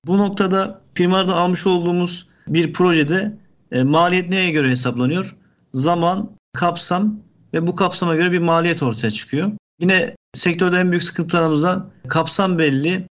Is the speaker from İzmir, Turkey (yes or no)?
no; Ankara, Turkey; moved away as an adult; also born or lived in Yozgat; now in Bursa, Turkey; Ankara, e, bin dokuz yüz seksen dokuz doğumluyum.